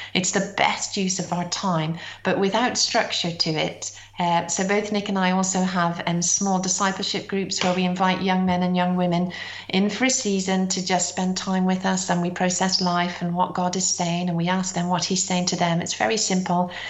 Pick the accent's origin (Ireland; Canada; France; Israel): Ireland; also born or lived in Britain; now in United Kingdom; I'm Irish